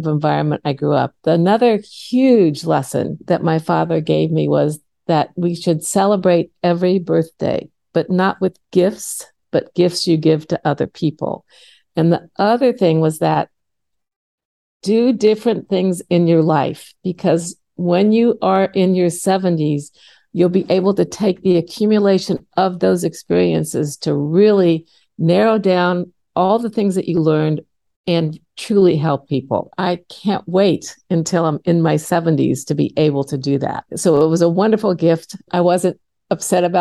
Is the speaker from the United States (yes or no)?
yes; Indiana, United States; I grew up in Indiana, right in the center of the state